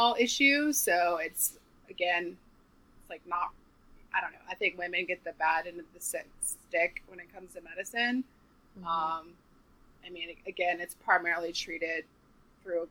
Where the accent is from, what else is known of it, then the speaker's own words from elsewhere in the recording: Charleston, South Carolina, United States; also born or lived in New York; now in Nashville, United States; I'm from Charleston, South Carolina